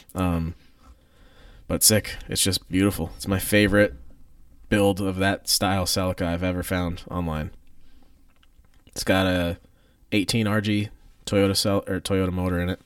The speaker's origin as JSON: {"language": "English", "country": "United States", "tie": "born or raised there", "said": "I grew up in Columbia County."}